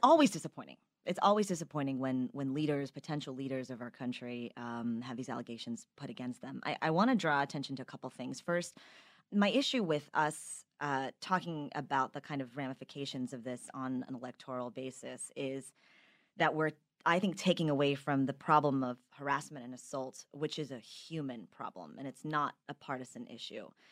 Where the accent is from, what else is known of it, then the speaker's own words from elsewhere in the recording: Texas, United States; I'm a Texan